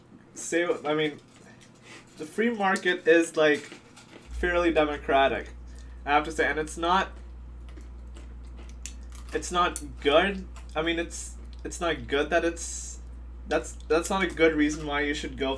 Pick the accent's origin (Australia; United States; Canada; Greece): United States; I was born in America